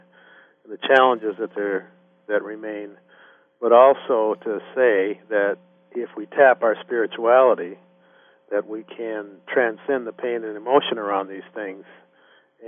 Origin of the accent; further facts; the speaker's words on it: Minnetonka, Minnesota, United States; moved away; I grew up in Minnesota, and I'm African-American